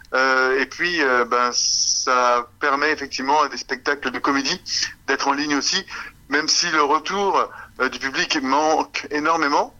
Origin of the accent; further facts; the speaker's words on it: Canada; on est des Canadiens